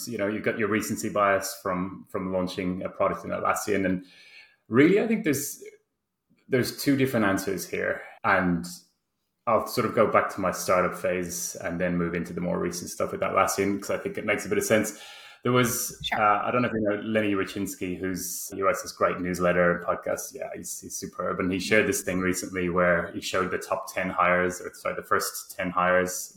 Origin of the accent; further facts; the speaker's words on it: Ireland; moved away as an adult; now in Sydney, Australia; I'm in Sydney, even though I'm Irish.